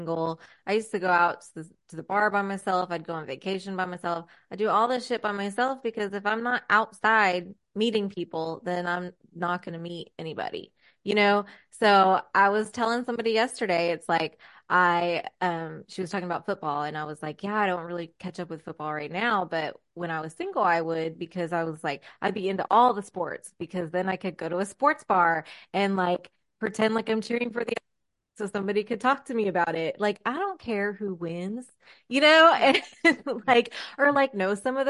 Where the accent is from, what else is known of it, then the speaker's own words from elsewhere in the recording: Texas, United States; I'm from Texas